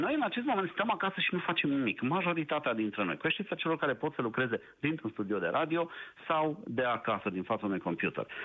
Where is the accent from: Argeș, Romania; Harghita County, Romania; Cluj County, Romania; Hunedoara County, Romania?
Cluj County, Romania; Cluj-Napoca; Eu uh, nu fost sunt din Cluj-Napoca, sunt și eu cadru medical